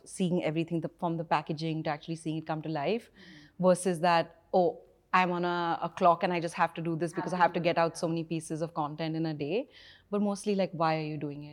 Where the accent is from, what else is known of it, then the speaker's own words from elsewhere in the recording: India; growing up in India